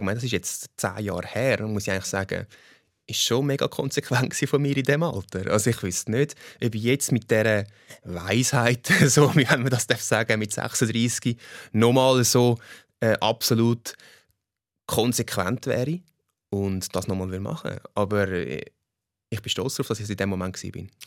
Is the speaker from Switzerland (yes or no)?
yes; Switzerland; ich, ich bin Schweizer und äh, das Holländische an mir ist äh, die Hälfte von meinem Blut und der Pass. Aber äh, im Herz bin ich Schweizer